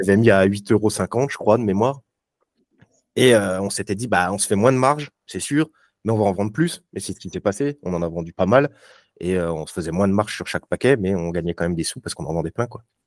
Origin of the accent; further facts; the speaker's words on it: Vesoul, Bourgogne-Franche-Comté, France; also born or lived in Charleville-Mézières; now in Lyon, France; je viens de Vesoul, même si je suis né à Charleville-Mézières